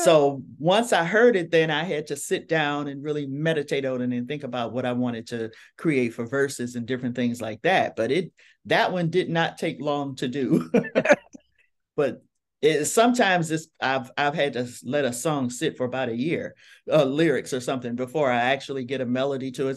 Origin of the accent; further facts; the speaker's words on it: Detroit, Michigan, United States; I am from Detroit, Michigan